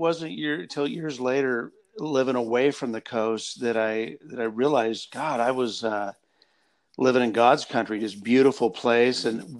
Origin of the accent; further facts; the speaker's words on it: Oregon, United States; also born or lived in Coos Bay, Oregon; I had never been to Coos Bay growing up in Oregon.